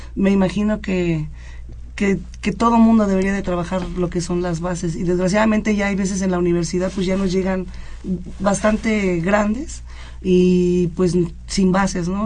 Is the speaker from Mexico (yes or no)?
yes; Mexico City, Mexico; yo vengo de la Unidad Independencia, ahí lleva el judo más de 50 años